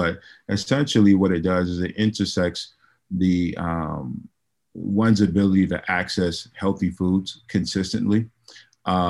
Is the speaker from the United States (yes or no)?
yes; New York City, New York, United States; moved away as an adult; also born or lived in Connecticut; now in New Haven, United States; I'm originally from New York City. I moved to Connecticut 10 years ago. I grew up in the Bronx.